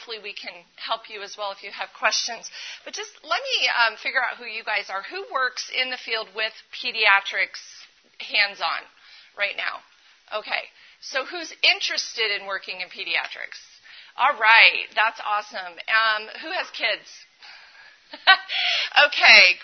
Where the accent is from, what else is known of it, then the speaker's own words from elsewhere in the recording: Colorado, United States; I am from Colorado